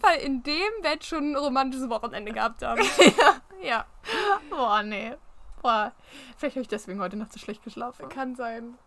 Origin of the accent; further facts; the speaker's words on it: Germany; Als Deutscher